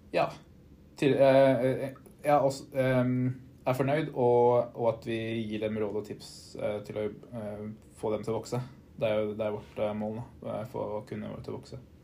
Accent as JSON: {"language": "Norwegian", "town": "Eidsvoll", "region": "Akershus", "country": "Norway", "moved": "yes", "lives_now": "Oslo, Norway", "said": "bor i Oslo, er fra Eidsvoll."}